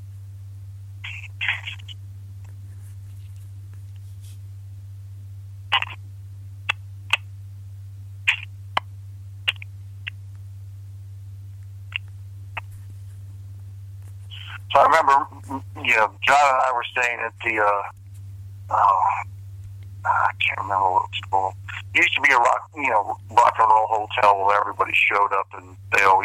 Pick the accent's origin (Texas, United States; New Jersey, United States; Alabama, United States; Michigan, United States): New Jersey, United States; I'm from Jersey